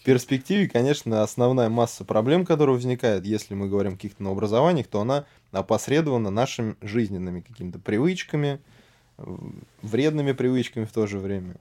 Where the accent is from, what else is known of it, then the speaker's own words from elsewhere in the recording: Serpukhov, Moscow Oblast, Russia; Город Серпухов. И э, рос я в, так сказать, медицинской, наверное, семье